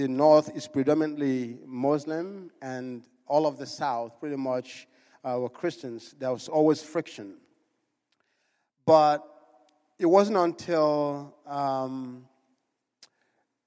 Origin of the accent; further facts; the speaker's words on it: Enugu, Enugu State, Nigeria; moved away; I was born in Nigeria. I was born in a city called Enugu